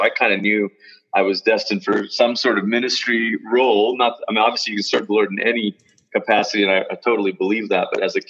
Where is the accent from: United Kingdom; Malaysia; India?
Malaysia; now in United States; I grew up in Malaysia. That's where I'm originally from. I'm a first generation immigrant.